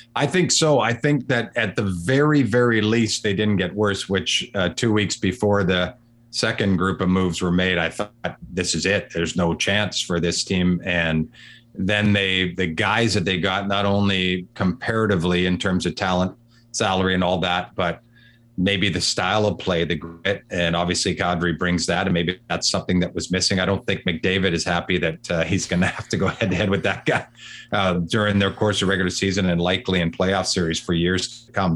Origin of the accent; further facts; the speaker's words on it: Vancouver, British Columbia, Canada; moved away as an adult; also born or lived in Kelowna; now in Toronto, Canada; I'm from Vancouver. I'm in Toronto now